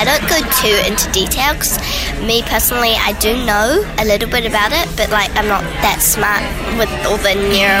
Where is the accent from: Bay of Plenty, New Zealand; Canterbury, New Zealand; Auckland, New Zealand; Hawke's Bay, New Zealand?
Auckland, New Zealand; I'm from Auckland, New Zealand